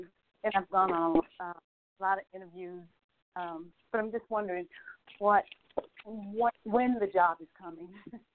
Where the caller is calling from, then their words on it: Atlanta, Georgia, United States; I'm calling from Atlanta, Georgia.